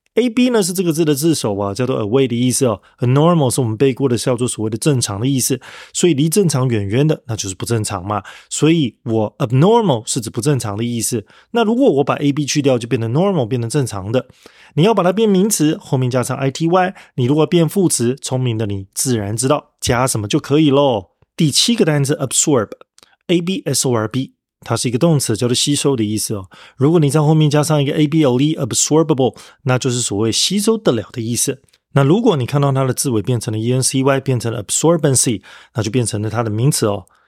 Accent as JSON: {"language": "Chinese", "country": "Taiwan", "accent": "Taiwanese accent", "said": "譬如说我是台湾腔"}